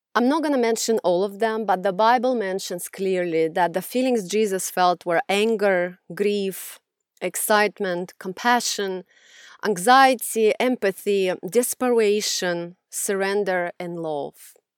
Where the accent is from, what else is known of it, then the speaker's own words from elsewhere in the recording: Russia; moved away; growing up in Russia, I was raised in a very abusive environment